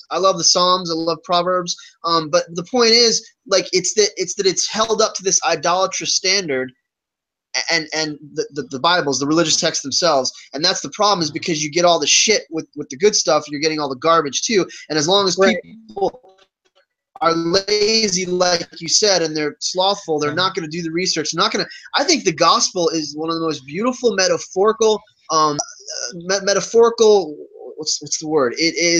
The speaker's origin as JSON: {"language": "English", "region": "Virginia", "country": "United States", "tie": "born or raised there", "said": "because of what Christianity represents in the South, where I grew up in Virginia."}